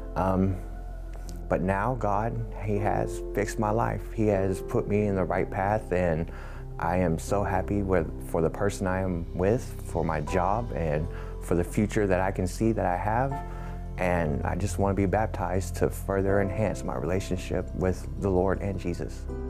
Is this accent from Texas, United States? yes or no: yes; Dallas, Texas, United States; moved away as an adult; now in Houston, United States; I am from Dallas. I've only been in the Houston area for about a year now